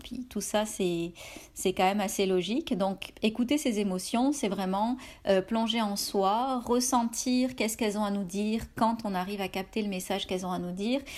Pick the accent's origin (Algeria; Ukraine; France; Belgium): France; now in Canada